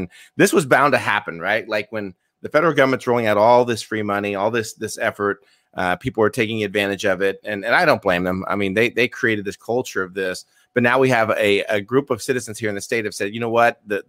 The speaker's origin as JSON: {"language": "English", "region": "Indiana", "country": "United States", "said": "my home state, Indiana"}